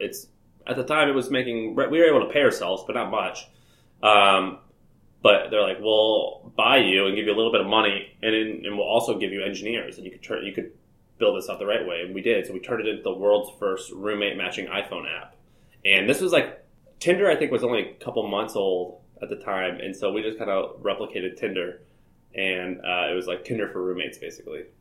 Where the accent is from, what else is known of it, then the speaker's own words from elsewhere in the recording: Nashville, Tennessee, United States; And so I ended up hosting a conference because I was from Nashville and that was like where all the live music was.